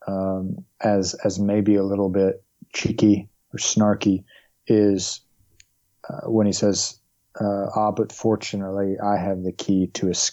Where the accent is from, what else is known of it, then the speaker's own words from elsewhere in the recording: the South, United States; growing up in the South